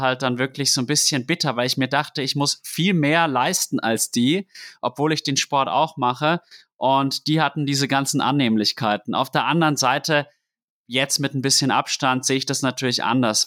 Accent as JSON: {"language": "German", "town": "Würzburg", "region": "Bavaria", "country": "Germany", "tie": "born or raised there", "said": "ich bin in Würzburg groß geworden"}